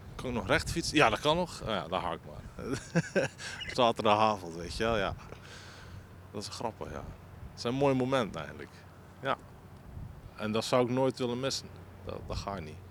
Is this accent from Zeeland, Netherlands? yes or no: yes; Groede, Zeeland, Netherlands; ik ben geboren in De groep in 1981 en ik woon er nog